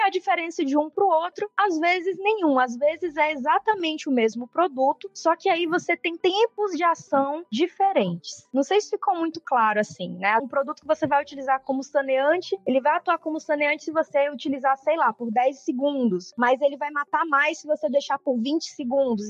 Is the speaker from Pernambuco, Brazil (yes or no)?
no; Ceará, Brazil; also born or lived in Teresina, Piauí; eu cresci no Ceará, né? Eu sou natural do Piauí, de Teresina, mas eu cresci no Ceará, né? Fui para lá muito pequena